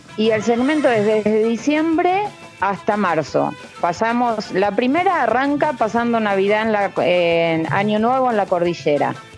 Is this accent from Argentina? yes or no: yes; Buenos Aires, Argentina; moved away as an adult; now in Mendoza, Argentina; Yo soy de Buenos Aires, pero mi marido me trajo para acá